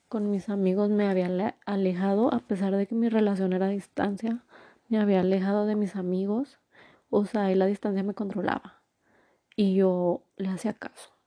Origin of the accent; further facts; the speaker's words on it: Durango, Mexico; born there; bueno, yo nací en Durango, entonces decí, y toda mi familia está en Durango, mis abuelos, mis tíos, mis primos